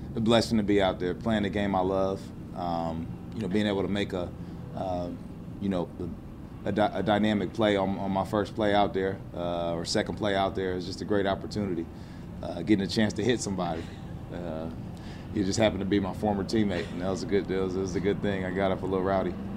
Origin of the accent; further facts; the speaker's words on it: Fort Wayne, Indiana, United States; in Fort Wayne, Indiana, my, my hometown